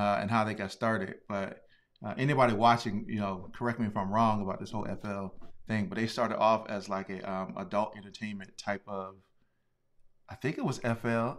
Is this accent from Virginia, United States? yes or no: yes; Hopewell, Virginia, United States; I'm from Virginia